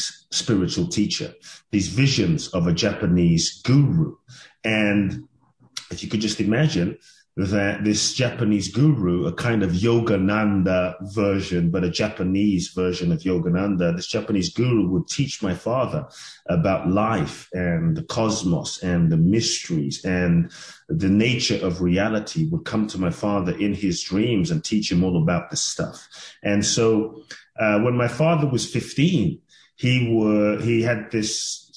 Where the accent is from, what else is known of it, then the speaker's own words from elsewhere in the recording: London, United Kingdom; now in United States; I grew up in London